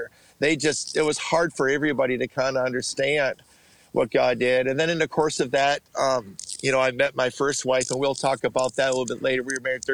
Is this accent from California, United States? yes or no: no; Bloomington, Minnesota, United States; I was born and raised in Bloomington.